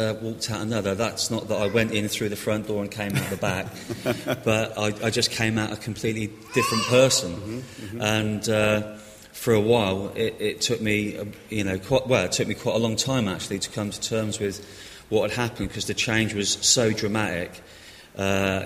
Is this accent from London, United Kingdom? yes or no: no; Reading, South East England, United Kingdom; Well, I'm from Reading, grew up in Coley